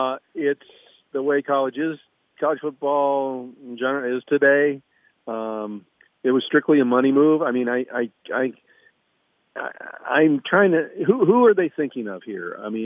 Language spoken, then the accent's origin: English; Midwest, United States; I remember as a kid growing up in the Midwest, I just always thought the Pac-12 was a pretty cool conference